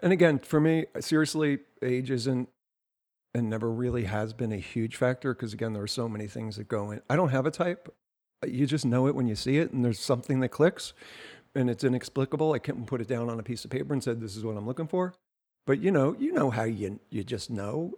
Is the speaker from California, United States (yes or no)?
no; New Jersey, United States; I'm from Jersey.